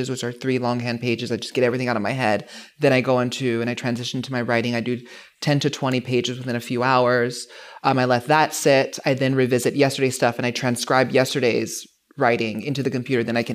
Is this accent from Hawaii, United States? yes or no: yes; Hawaii, United States; moved away; growing up in Hawaii